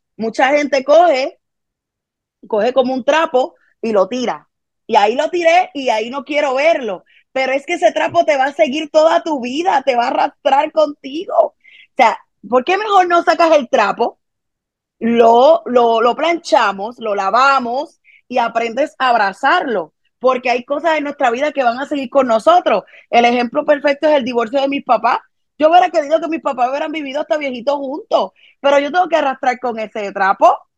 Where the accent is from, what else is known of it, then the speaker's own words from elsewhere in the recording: Carolina, Puerto Rico; also born or lived in Santurce, Puerto Rico; crecí en Carolina, Puerto Rico